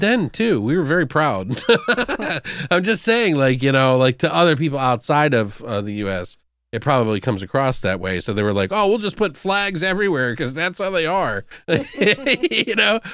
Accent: United States; I'm got an American brain

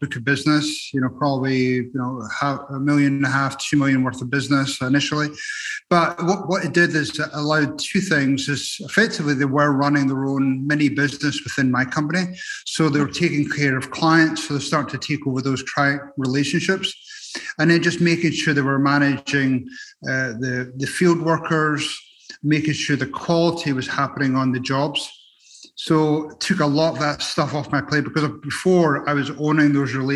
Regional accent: Edinburgh, Scotland, United Kingdom; now in Arizona, United States; I'm originally from Edinburgh, Scotland.

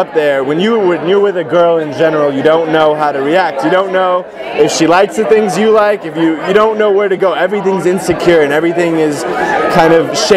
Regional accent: the Valley, California, United States; I was born and raised in California, in the Valley

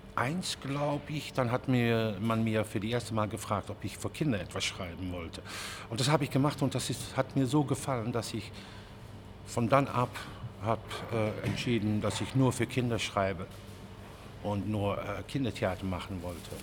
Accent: Netherlands; German is a second language; also born or lived in Germany; ich komme aus Holland.

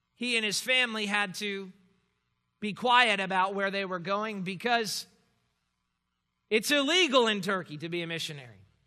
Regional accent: Miami, Florida, United States; moved away as an adult; also born or lived in Louisville, Kentucky; I had never left home before, home being Miami

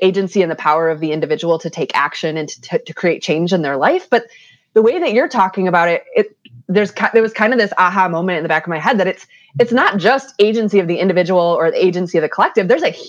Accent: Michigan, United States; I'm from Michigan.

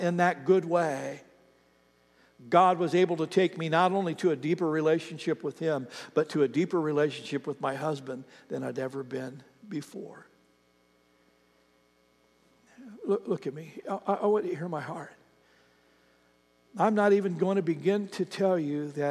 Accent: Ohio, United States; moved away; I have a friend that I grew up with back in Ohio

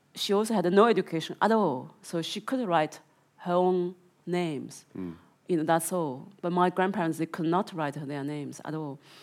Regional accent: Zhejiang, China; moved away; my province is called the Zhejiang province

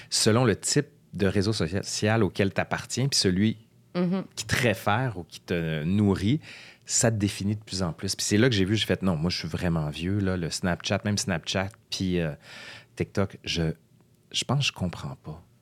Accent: Quebec City, Quebec, Canada; Moi, en fait, je viens de Québec, mais ma mère est française

